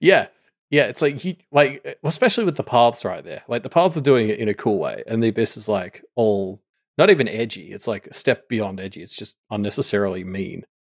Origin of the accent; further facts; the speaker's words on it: Australia; we were a penal colony that now has a higher G, G D P per capita than the place that sent all its prisoners there